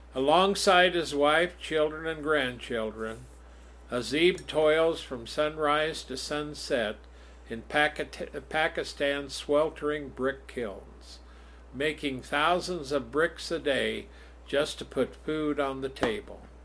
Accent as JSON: {"language": "English", "country": "United States", "tie": "born or raised there", "said": "raised in America"}